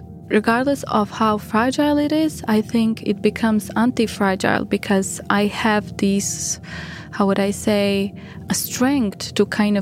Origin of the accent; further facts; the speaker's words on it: Bosnia & Herzegovina; I was born in 1991 in Bosnia, and the war started in 92